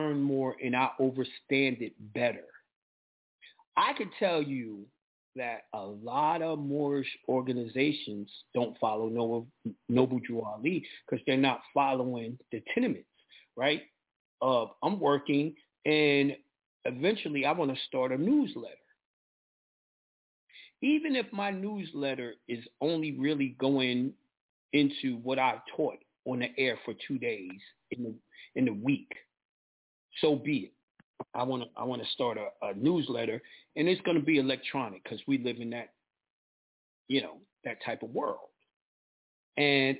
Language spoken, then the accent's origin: English; New York, United States; I'm from New York